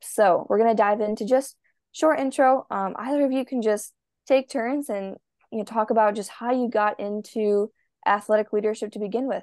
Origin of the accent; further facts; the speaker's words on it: Minnesota, United States; I am a swimmer from the United States, Minnesota.